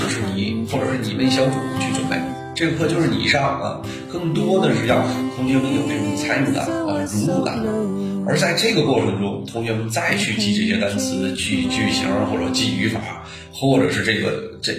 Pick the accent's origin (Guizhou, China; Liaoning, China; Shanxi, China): Liaoning, China; 我呢是来自于辽宁啊。